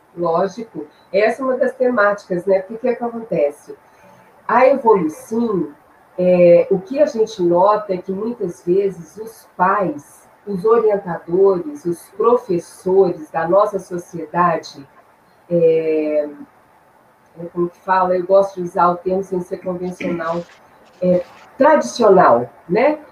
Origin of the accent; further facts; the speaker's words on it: Belo Horizonte, Minas Gerais, Brazil; also born or lived in Três Pontas; eu sou de Belo Horizonte, mineira